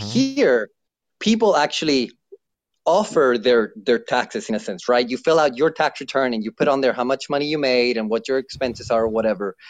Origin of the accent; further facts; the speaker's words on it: Chile; now in United States; I'm from Chile, South America.